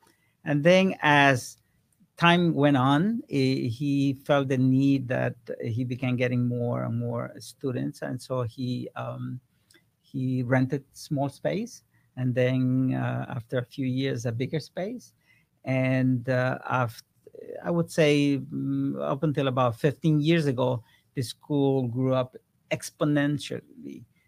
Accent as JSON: {"language": "English", "country": "Ecuador", "moved": "yes", "said": "I came from Ecuador 40 years ago, and I knew from that time exactly where I was going to end up in the next 5 years"}